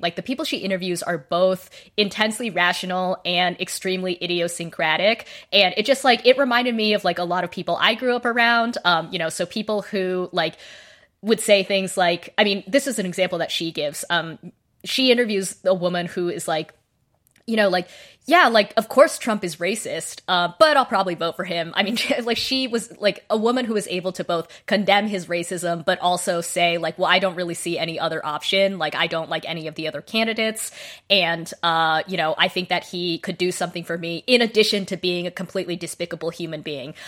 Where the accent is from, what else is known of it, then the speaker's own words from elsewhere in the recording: Boise, Idaho, United States; I grew up in Boise, Idaho.